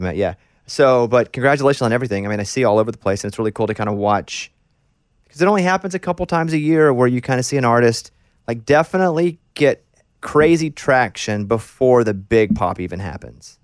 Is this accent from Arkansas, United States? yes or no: yes; Arkansas, United States; moved away; I grew up in Arkansas